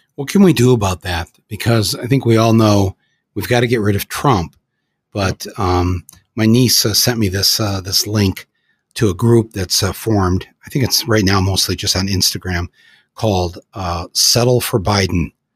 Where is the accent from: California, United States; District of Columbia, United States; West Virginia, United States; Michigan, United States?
Michigan, United States; Flint; also born or lived in Detroit, Michigan; I come from Flint and Detroit